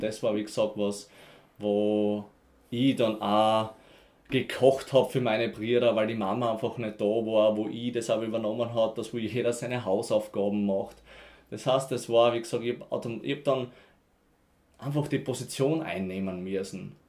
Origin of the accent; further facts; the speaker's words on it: near Graz, Styria, Austria; ich komme auf alle Fälle mal vom Land, Faselsberg, Graz Umgebung